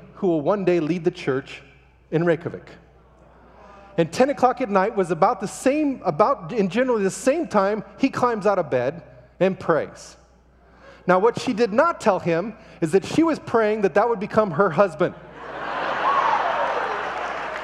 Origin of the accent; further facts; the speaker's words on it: United States; now in Ukraine; I am an American living in the Ukraine, married to a Russian